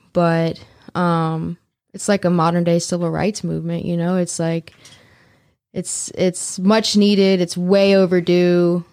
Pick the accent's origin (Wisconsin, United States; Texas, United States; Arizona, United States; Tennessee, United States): Tennessee, United States; Memphis; also born or lived in New Orleans, Louisiana; I am originally from New Orleans. I've lived the majority of my life in Memphis, Tennessee